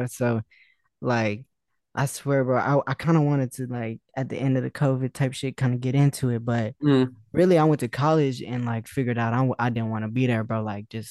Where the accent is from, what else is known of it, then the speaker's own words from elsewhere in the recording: Las Vegas, Nevada, United States; I'm from Vegas, bro. It's crazy because nobody really in this kind of space is from Vegas. I'm the only person that I know from Vegas.